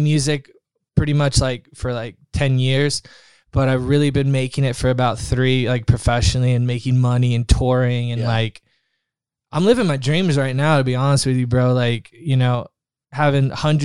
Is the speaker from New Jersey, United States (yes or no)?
no; Florida, United States; moved away; I'm from Florida